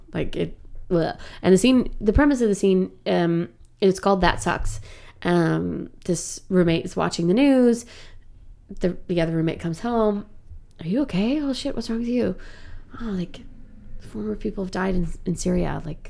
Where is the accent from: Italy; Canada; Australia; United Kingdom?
Canada; Like, I'm a Canadian actor, for God's sake.